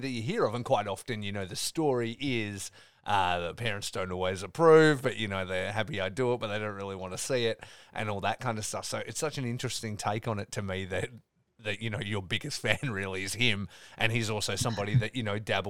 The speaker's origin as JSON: {"language": "English", "country": "Australia", "said": "growing up in Australia"}